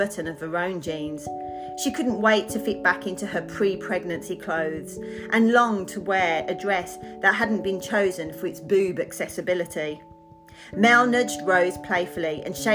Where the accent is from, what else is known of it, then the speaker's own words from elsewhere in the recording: Birmingham, West Midlands, United Kingdom; accent: Birmingham Brummy; moved away as an adult; now in Australia; I emigrated to Australia 17 years ago when I was 25, and my Birmingham Brummy accent is sticking.